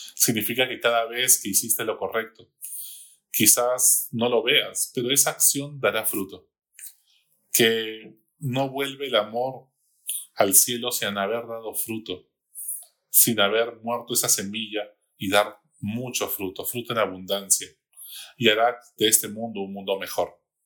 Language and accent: Spanish; Peru; como peruanos